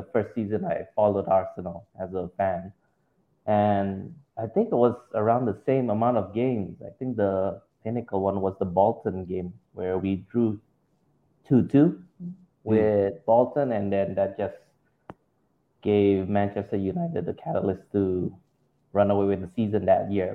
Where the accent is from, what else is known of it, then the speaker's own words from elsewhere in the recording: Indonesia; I'm from Indonesia